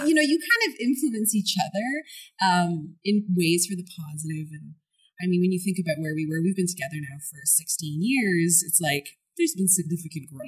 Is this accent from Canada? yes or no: yes; Montreal, Quebec, Canada; moved away as an adult; also born or lived in Toronto / Vancouver / Malaysia; I'm from Montreal